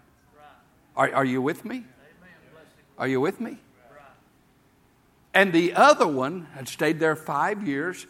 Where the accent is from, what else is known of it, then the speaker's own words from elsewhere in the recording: Tennessee, United States; I'm a hillbilly from Tennessee